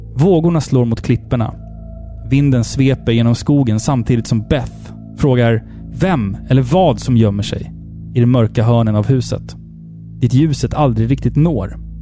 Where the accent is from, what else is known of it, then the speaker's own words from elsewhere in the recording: Sweden; jag är svensk, jag firar midsommar